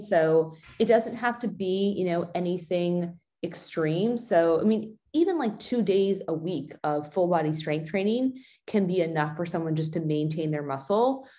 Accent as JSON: {"language": "English", "region": "California", "country": "United States", "tie": "born or raised there", "said": "moving from Oregon to my hometown in, in California"}